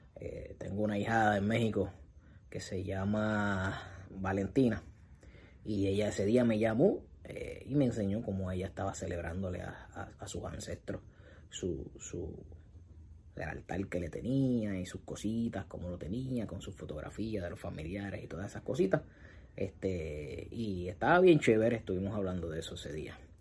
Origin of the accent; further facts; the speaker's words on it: Puerto Rico; en mi país, en Puerto Rico